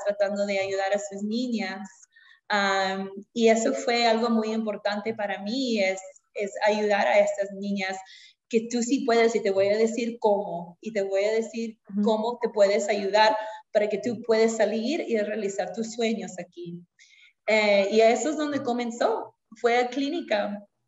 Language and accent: Spanish; Lima, Peru; moved away as an adult; now in United States; yo originalmente soy de Lima, Perú. Nací en Lima, crecí en Lima